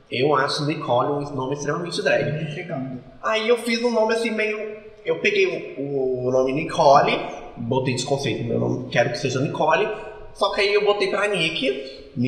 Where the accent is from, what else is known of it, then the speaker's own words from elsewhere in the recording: interior of Minas Gerais, Brazil; A gente é, é do interior de Minas Gerais